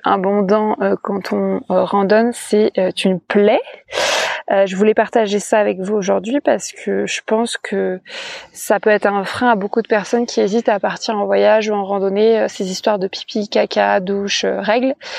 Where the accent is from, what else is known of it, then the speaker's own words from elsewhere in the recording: France; je me définis comme une femme cisgenre, pansexuelle, célibataire, française, blanche